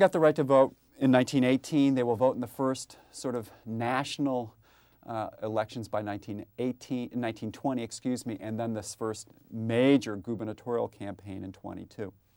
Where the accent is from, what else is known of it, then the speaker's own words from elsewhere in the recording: San Antonio, Texas, United States; my hometown of San Antonio